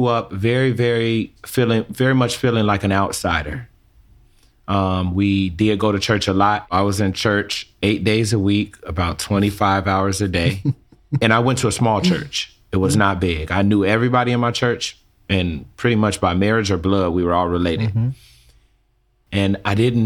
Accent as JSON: {"language": "English", "town": "Chicago", "region": "Illinois", "country": "United States", "tie": "born or raised there", "said": "I'm born and raised in Chicago, Illinois, to a preacher and a teacher."}